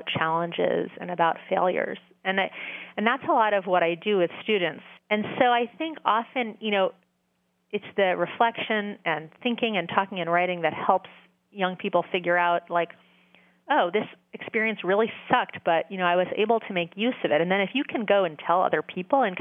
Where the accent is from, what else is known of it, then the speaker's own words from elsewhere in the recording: New York, United States; now in Massachusetts, United States; I grew up in New York